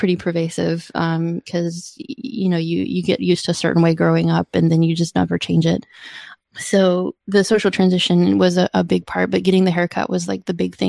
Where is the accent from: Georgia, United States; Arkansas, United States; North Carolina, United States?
Georgia, United States; also born or lived in Illinois / Washington; So I'm originally from Georgia, and then I moved to Illinois, and then I moved to Washington State, and then I moved here.